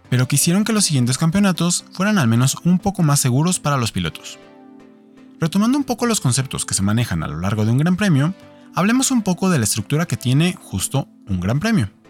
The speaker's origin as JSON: {"language": "Spanish", "country": "Mexico", "said": "para quienes somos mexicanos, tenemos un motivo muy particular para ver la Fórmula 1"}